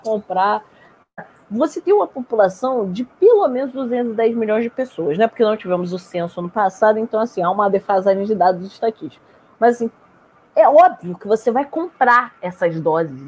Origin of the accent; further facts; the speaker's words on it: Rio de Janeiro, Brazil; sou carioca da Gema Raiz